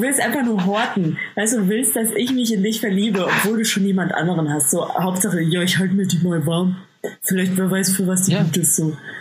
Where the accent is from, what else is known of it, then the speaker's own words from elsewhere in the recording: Bavaria, Germany; ich komme aus Bayern, das merkt man.